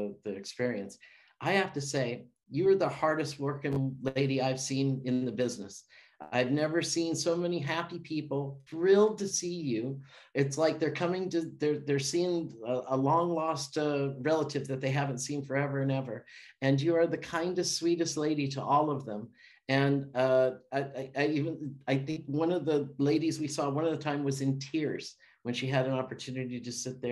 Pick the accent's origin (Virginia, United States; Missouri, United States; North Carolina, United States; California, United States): California, United States; moved away; also born or lived in Amsterdam; I grew up in California